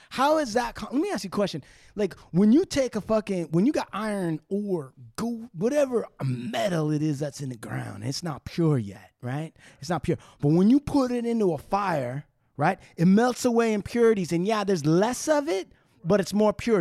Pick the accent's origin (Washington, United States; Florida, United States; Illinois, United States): Washington, United States; now in California, United States; I grew up in Washington, it rains every fucking day up there